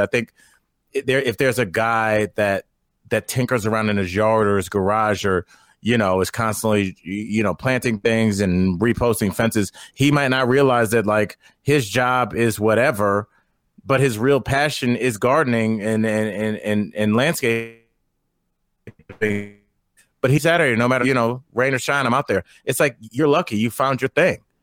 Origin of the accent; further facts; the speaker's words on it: Northeast Ohio, United States; I'm from Northeast Ohio